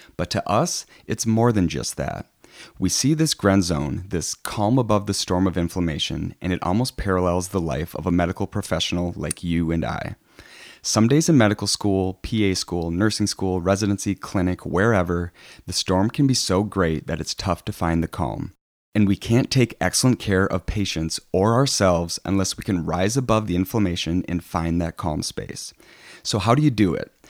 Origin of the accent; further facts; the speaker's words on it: Plainview, Minnesota, United States; also born or lived in La Crosse, Wisconsin / Des Moines, Iowa / South Miami, Florida / Jacksonville, Florida; I'm from Plainview, Minnesota. It's a small town outside of Rochester